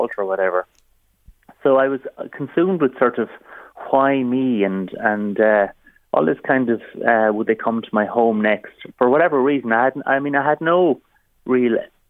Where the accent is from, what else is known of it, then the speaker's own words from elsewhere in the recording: Waterford, Munster, Ireland; in a working class neighbourhood where I grew up in Waterford